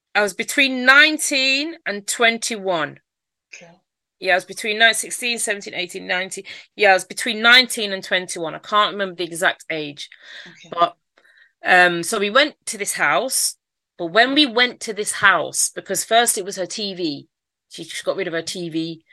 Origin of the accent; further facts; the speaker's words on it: London, United Kingdom; accent: Mancunian; also born or lived in Manchester / Stockwell / Brixton / Streatham; South London is my area. That's where I grew up. Even though I've got a Mancunian accent, I was born in Manchester.